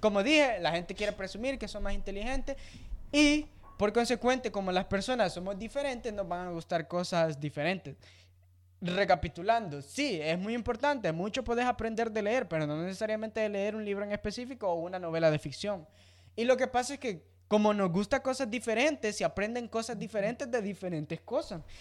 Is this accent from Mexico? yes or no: no; El Salvador; yo sea salvadoreño